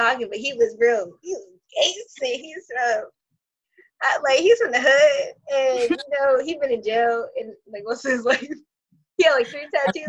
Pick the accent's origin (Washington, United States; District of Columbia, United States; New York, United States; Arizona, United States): New York, United States; New York City; moved away; also born or lived in Florida / Virginia; I was raised in Brooklyn